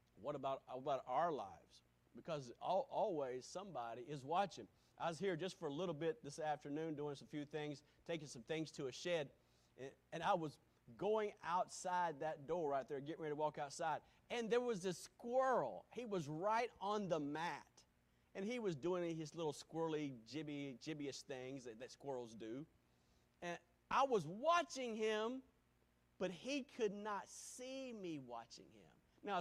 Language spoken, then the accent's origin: English; United States; and I understand that as an American. But as a Christian